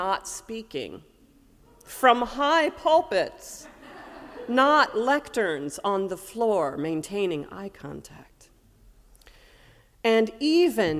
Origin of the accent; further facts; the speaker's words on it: Ames, Iowa, United States; when I was a kid growing up in the Unitarian Universalist Fellowship of Ames, Iowa